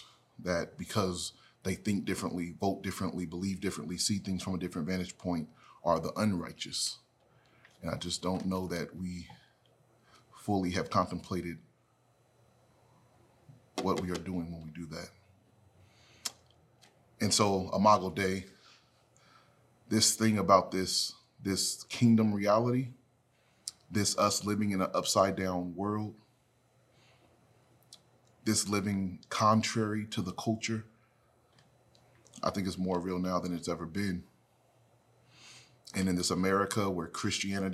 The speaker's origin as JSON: {"language": "English", "country": "United States", "said": "I'm an American"}